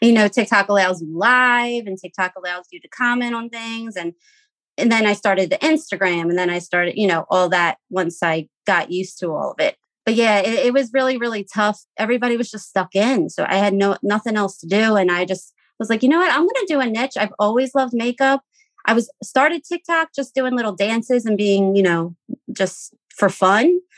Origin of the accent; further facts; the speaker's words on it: Philadelphia, Pennsylvania, United States; I am from Philadelphia, Pennsylvania.